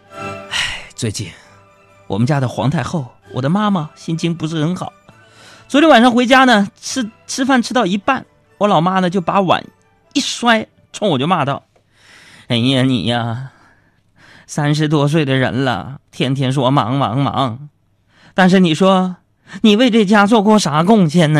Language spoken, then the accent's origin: Chinese; Northeast China, China; 你别看我是个东北爷们儿